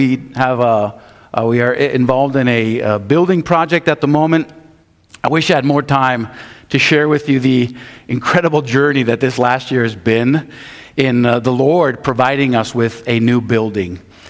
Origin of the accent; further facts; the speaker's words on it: Madrid, Community of Madrid, Spain; I grew up in Spain. Grew up in Madrid. My parents were missionaries.